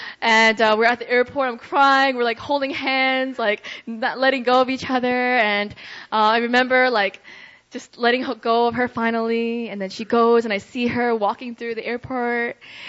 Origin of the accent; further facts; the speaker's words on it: Russia; so growing up in Russia, I had a lot of friends that came in and out of my life